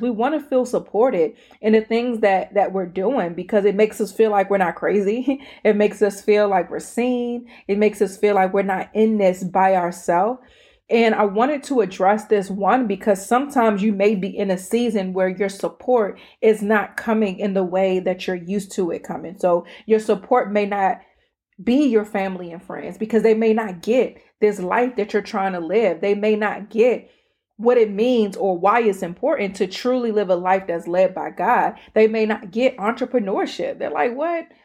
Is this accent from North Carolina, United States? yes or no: no; Prince George's County, Maryland, United States; accent: PG; my PG accent